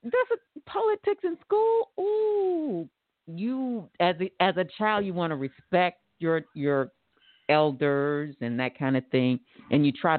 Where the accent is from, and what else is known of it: Tulsa, Oklahoma, United States; born or raised there